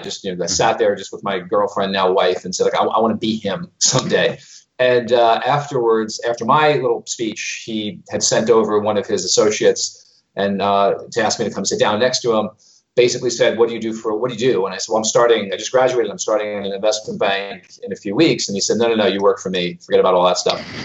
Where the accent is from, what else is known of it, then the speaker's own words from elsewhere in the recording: New York City, New York, United States; moved away as an adult; also born or lived in London / Dubai / Moscow; I was born in Brooklyn, New York